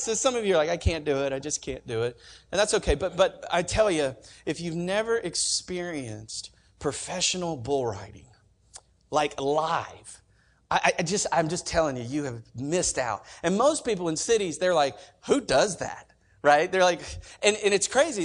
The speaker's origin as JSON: {"language": "English", "region": "Oklahoma", "country": "United States", "moved": "yes", "said": "I'm from Oklahoma"}